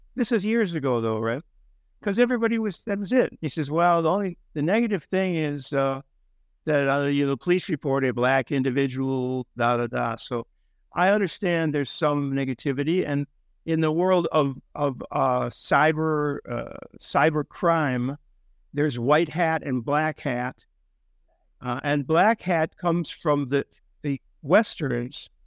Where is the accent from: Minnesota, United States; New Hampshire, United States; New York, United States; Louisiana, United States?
Minnesota, United States; I'm from Minnesota